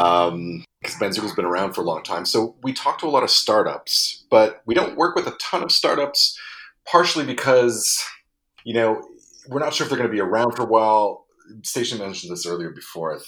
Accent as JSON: {"language": "English", "town": "Montreal", "region": "Quebec", "country": "Canada", "tie": "born or raised there", "said": "my hometown of Montreal"}